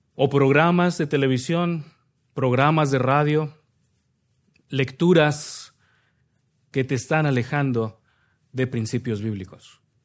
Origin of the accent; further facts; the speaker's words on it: Nezahualcóyotl, State of Mexico, Mexico; moved away; De donde yo vengo, el municipio de Minnesota, no se llama así, pero sí le decimos de cariño, Minnesota, Nesayork, York, también le llaman de cariño, es el municipio de Nesahualcoyot, Estado de México